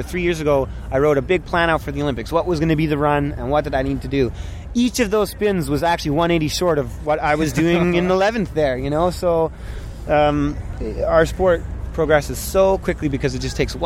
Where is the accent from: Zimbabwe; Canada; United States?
Canada; Ottawa, Ontario; moved away as an adult; now in Whistler, Canada; I live in Whistler. I grew up in Ottawa, but I've been out west about 8 or 9 years